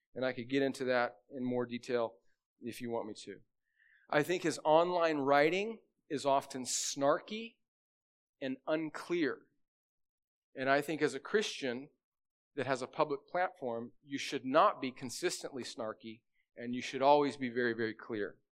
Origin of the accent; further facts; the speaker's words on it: United States; I was born in America